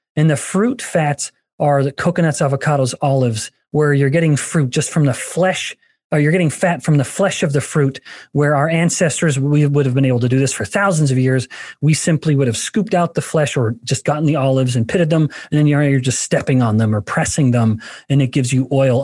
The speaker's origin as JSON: {"language": "English", "region": "Alberta", "country": "Canada", "tie": "born or raised there", "moved": "yes", "said": "I'm from Alberta, a native Canadian"}